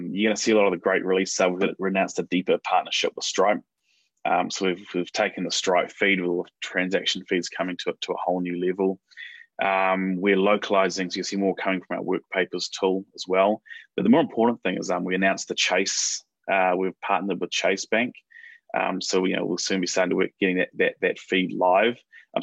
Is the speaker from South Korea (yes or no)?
no; New Zealand; moved away as an adult; now in United States; for me as a Kiwi